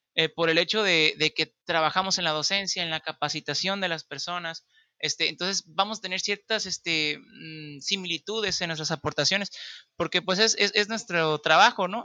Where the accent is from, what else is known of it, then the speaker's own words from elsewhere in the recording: Baja California Sur, Mexico; soy de Baja California